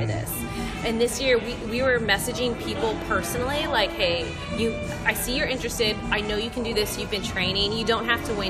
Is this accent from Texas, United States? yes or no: yes; San Antonio, Texas, United States; now in Houston, United States; I'm from San Antonio.